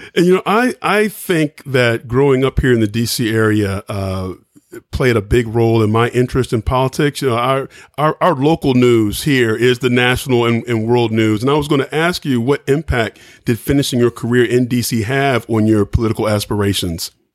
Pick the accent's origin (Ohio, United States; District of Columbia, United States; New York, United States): District of Columbia, United States; Washington; As a kid growing up in Washington, D.C.